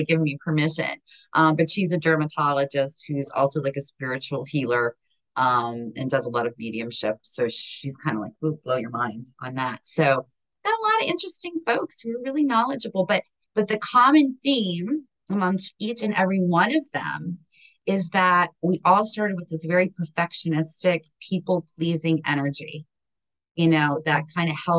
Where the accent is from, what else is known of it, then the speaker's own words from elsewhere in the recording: Hazleton, Pennsylvania, United States; now in Maryland, United States; I come from the global metropolis of Hazleton, Pennsylvania